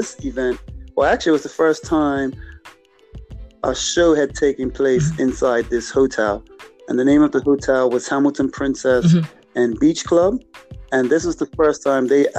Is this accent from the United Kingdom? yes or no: no; Bermuda; I am from a place where a lot of people may call it the Bermuda Triangle